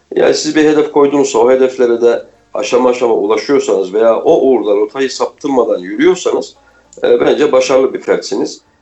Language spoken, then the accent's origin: Turkish; Kayseri Province, Turkey; moved away as an adult; also born or lived in Istanbul; ben Kayseri'de doğdum büyüdüm uzun yıllar İstanbul'da yaşamış olmama rağmen